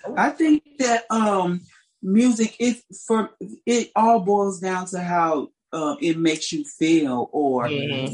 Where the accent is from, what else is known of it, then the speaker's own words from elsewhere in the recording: St. Louis, Missouri, United States; I grew up in St. Louis, Missouri